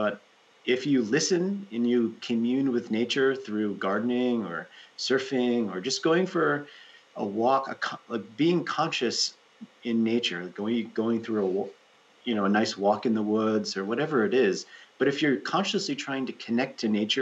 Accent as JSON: {"language": "English", "region": "Rhode Island", "country": "United States", "tie": "born or raised there", "also_born_or_lived": "New York City, United States", "moved": "as an adult", "lives_now": "Ananda Village, United States", "said": "where I grew up in Rhode Island, there's really good surf in Rhode Island"}